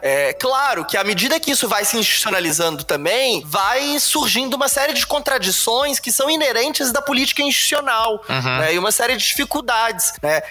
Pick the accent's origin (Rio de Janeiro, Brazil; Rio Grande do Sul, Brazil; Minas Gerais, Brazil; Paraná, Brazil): Minas Gerais, Brazil; Belo Horizonte; Eu sou de Belo Horizonte